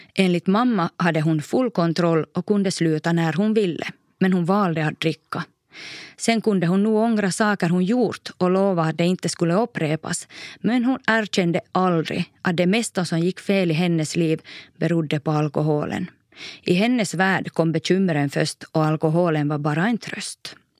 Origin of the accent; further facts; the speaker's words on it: Korsholm, Ostrobothnia, Finland; also born or lived in Maxmo; vardagen hemma i Toby Korsholm ändå trygg